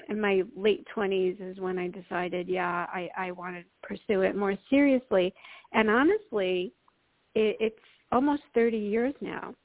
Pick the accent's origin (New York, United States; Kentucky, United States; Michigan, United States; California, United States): New York, United States; I grew up in New York